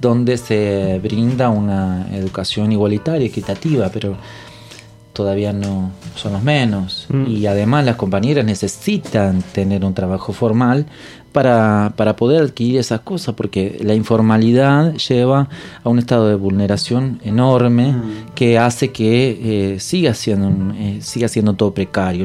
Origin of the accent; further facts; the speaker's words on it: Entre Ríos, Argentina; now in Buenos Aires, Argentina; yo soy de Entre Ríos